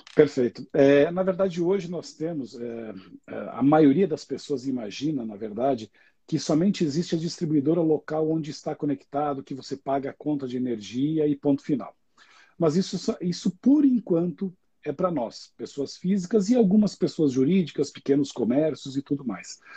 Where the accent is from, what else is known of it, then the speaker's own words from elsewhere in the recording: Xanxerê, Santa Catarina, Brazil; moved away as an adult; also born or lived in Chapecó; now in São Paulo, Brazil; eu moro em São Paulo, mas eu sou nascido em Santa Catarina, no interior do estado, numa pequena cidade do interior de Santa Catarina. É, eu sempre falo que é a grande Xanxerê, com alto dos seus 50 mil habitantes. Né? É, nasci lá, é, estudei